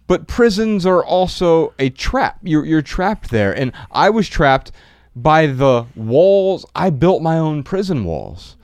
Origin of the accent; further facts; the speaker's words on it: Dayton, Ohio, United States; I was born in Dayton, Ohio, a few months previous